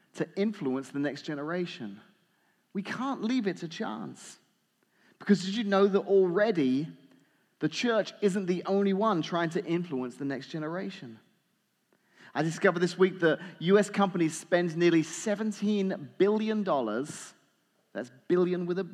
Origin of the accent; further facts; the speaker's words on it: England, United Kingdom; moved away; I grew up watching in England